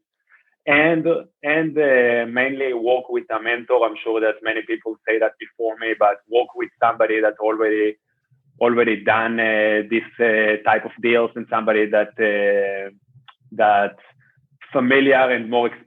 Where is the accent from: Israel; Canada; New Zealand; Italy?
Israel; moved away as an adult; also born or lived in Bay Area, California, United States; I am from Israel